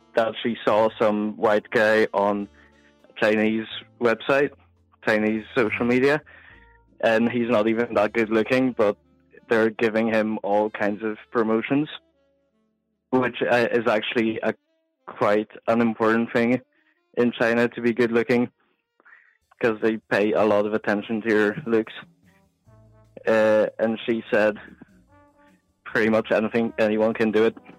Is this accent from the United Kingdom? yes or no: no; Poland; first language Polish; English is a second language